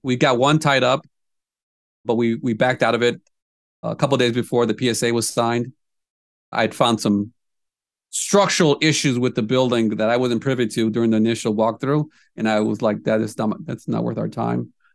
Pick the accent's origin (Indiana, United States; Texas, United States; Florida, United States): Indiana, United States; now in Des Moines, United States; I'm from Indiana originally